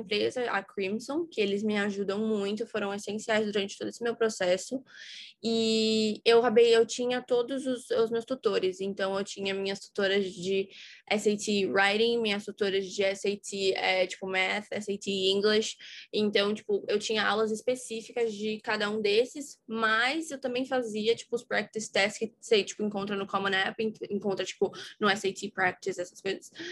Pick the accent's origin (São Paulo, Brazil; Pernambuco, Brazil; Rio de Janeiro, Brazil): São Paulo, Brazil; eu sou de São Paulo, tenho dezoito anos